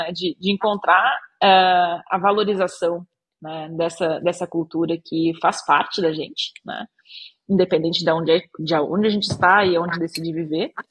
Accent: Brazil; moved away; esqueço que eu sou brasileiro, não quero saber de ser brasileiro, porque ser brasileiro é ruim, né? Porque eu tô vivendo em outro lugar

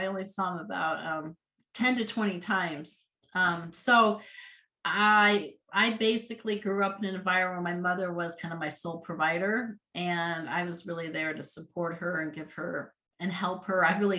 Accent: Colorado, United States; also born or lived in Louisiana; So I was born in Louisiana, but lived there about 5 years and then moved to Colorado and was really part of about three different communities in Colorado in the Front Range area.

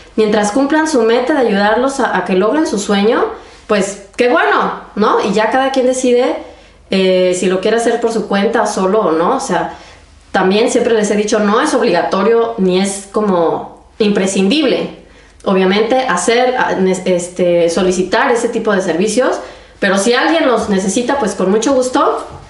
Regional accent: Mexico; moved away as an adult; now in Germany; soy mexicana y además de aventurarme en el mundo de la medicina, también decidí mudarme a Alemania a hacer mi especialidad médica.

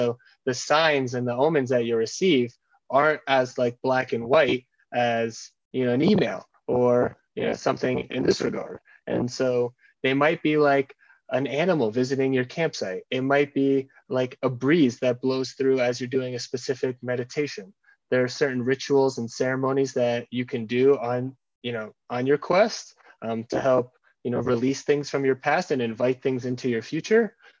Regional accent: United States; I grew up in the American culture. I have a really like ascension focused mindset of like, I want to make the most of every day.

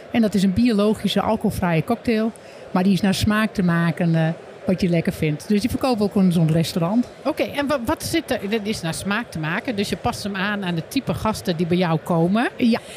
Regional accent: Friesland, Netherlands; nou, sommige mensen kunnen het ook wel horen dat ik uit Friesland kom.

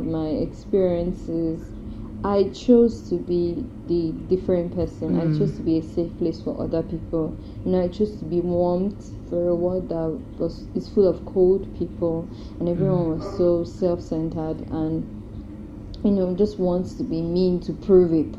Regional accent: Delta, Nigeria; I'm from Delta State

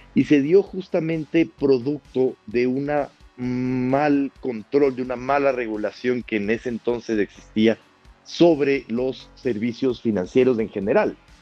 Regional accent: Quito, Pichincha, Ecuador; also born or lived in Madrid, Spain; nací en Quito eh, en 1988

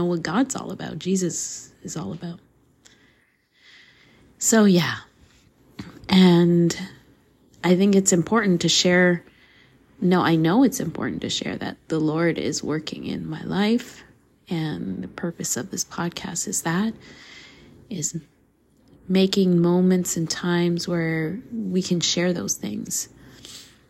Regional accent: Canada; also born or lived in Costa Rica; So, nací Costa Rica, crecí in Canada

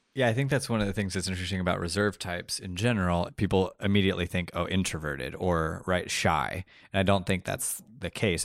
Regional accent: Colombia; moved away; also born or lived in Texas; we grew up in Colombia. My, our dad is from Argentina. My mom is from Michigan. Nicholas and Samuel were both born in Colombia. My other brother and I were both born in Texas.

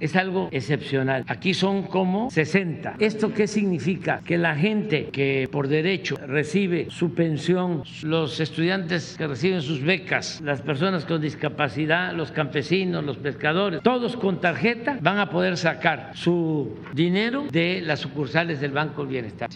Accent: Tepetitán, Tabasco, Mexico; now in Mexico City, Mexico; cuando estaba yo estudiando en Tepeitán

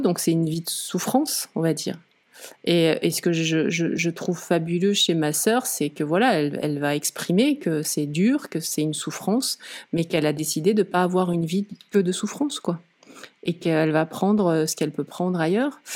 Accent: Lozère, Occitania, France; moved away; also born or lived in Nîmes / mountains (ski resort); je, suis née à Nîmes dans le sud. J'ai grandi euh, en Lozère.

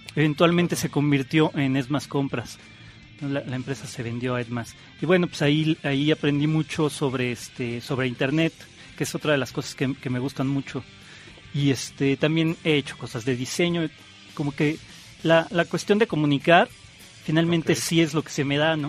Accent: Mexico City, Mexico; yo nací en el DF y estudié justamente en esta escuela Anáhuac

